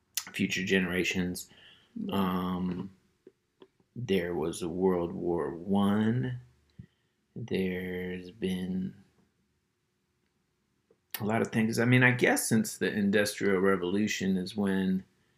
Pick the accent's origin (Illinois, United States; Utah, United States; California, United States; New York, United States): California, United States; Berkeley; when I was a kid, I grew up in Berkeley, California, and it's a very politically active town.